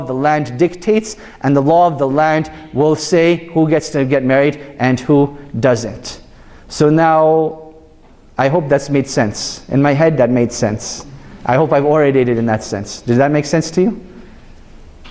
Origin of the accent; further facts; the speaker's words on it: Canada; I was born and raised in Canada